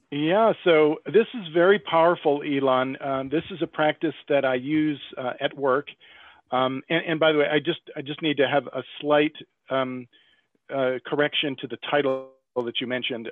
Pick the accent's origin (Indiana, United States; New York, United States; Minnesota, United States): New York, United States; upstate; moved away as an adult; also born or lived in Brooklyn / Long Island / Philadelphia; I grew up in upstate New York